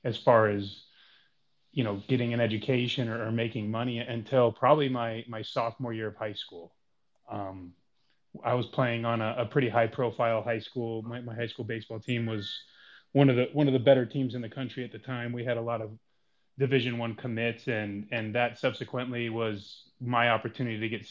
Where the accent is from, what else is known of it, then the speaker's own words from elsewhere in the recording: Reno, Nevada, United States; born and raised in Reno, Nevada